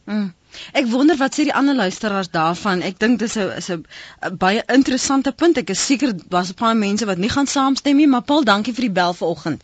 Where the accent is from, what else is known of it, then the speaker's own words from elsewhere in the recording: Western Cape, South Africa; ek kom van die Kaap. Ek is van die Kaap